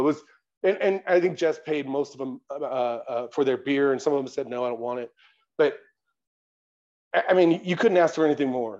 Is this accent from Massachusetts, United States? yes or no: no; San Diego, California, United States; now in Colorado Springs, United States; I'm from San Diego